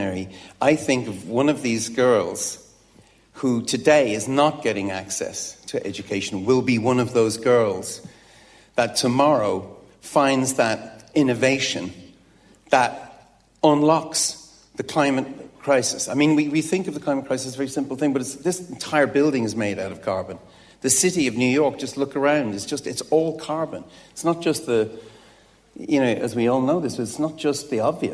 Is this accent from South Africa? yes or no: no; Dublin, Leinster, Ireland; in a comprehensive on the north side of Dublin